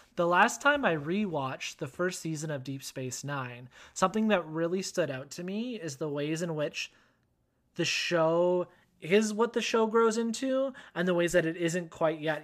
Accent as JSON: {"language": "English", "country": "Canada", "accent": "Canadian", "said": "where i'm from listeners if you haven't figured it out yet by the by my accent canada"}